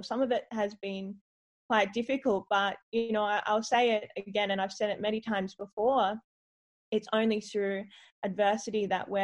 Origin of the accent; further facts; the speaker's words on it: Adelaide, South Australia, Australia; I grew up in Adelaide originally